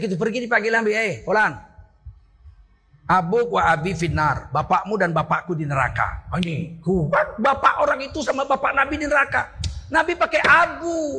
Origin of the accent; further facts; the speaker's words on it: Indonesia; Orang Melayu juga menyebut pamannya itu ayah. Saya orang Melayu. Kami kalau memanggil saudara bapak kami, ayah.